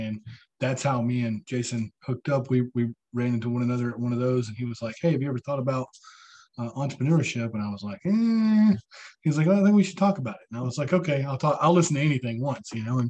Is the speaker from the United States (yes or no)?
yes; Chattanooga, Tennessee, United States; moved away as an adult; now in Huntsville, United States; I'm about 2 hours from my hometown in Chattanooga